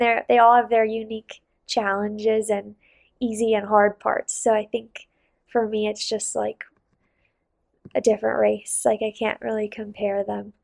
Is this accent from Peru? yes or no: no; Salt Lake City, Utah, United States; also born or lived in Bozeman; I did downhill growing up in Salt Lake